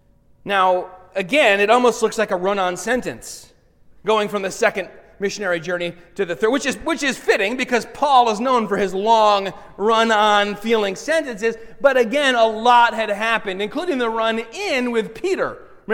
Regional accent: Alexandria, Alexandria Governorate, Egypt; You guys know I'm from Alexandria, right?

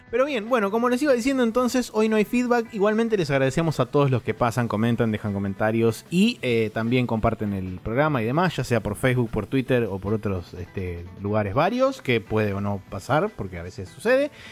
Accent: Mexico; no, somos todos mexicanos

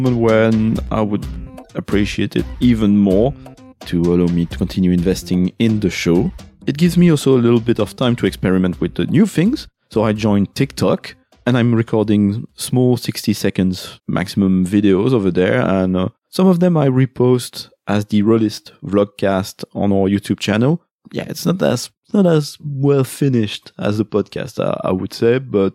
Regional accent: France; accent: French

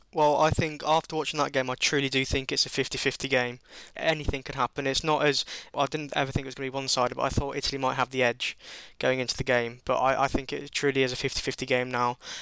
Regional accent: England, United Kingdom; Being English

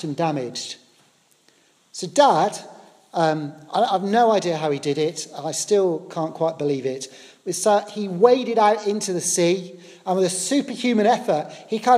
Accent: Poole, South West England, United Kingdom; I grew up in the South Coast down in a lovely place called Poole in Dorset.

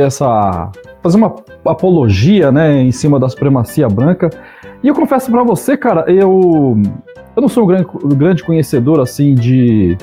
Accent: Paraná, Brazil; now in São Paulo, Brazil; eu sou um paranaense perdido aqui em São Paulo

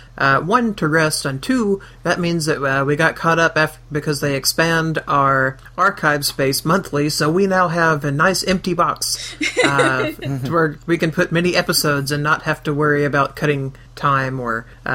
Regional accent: Mississippi, United States; Angela and I are from Mississippi. We're from the South. We don't have the thickest of accents.

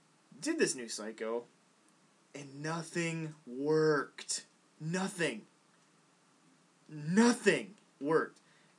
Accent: United States; maybe I am American

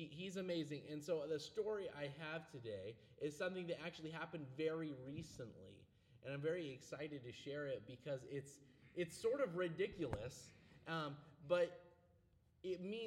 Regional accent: Anchorage, Alaska, United States; now in Spokane, United States; Anchorage, back where I grew up in Alaska

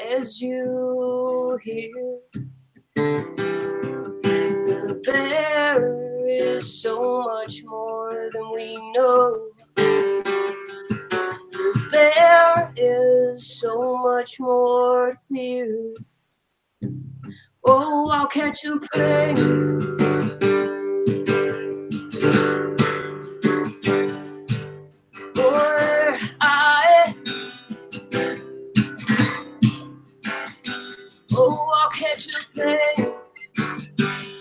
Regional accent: Clarksburg, West Virginia, United States; I grew up in the Clarksburg Bridgeport area

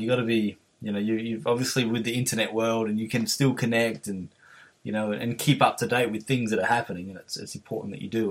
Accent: Adelaide, South Australia, Australia; from Adelaide

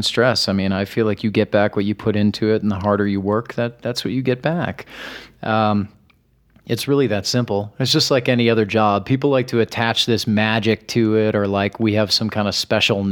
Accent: Midwest, United States; growing up in the Midwest

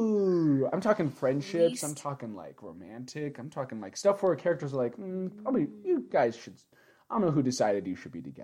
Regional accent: United States; now in Japan; Because we're American pigs.

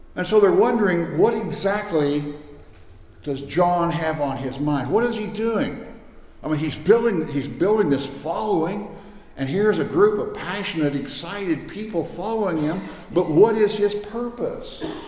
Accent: Scott City, Kansas, United States; I came from Western Kansas

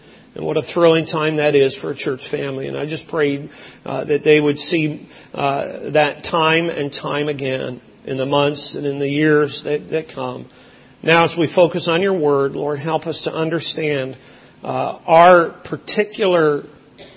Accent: Lower Fraser Valley, British Columbia, Canada; also born or lived in Brampton, Ontario; now in Windsor, Canada; Where I grew up in Western Canada, in the Lower Fraser Valley of British Columbia, it was and is the raspberry capital of Canada.

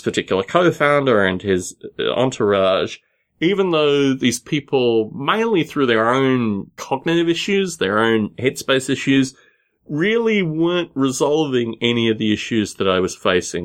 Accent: Australia; moved away as an adult; also born or lived in Sunnyvale / Los Gatos; I wasn't gonna go back to Australia

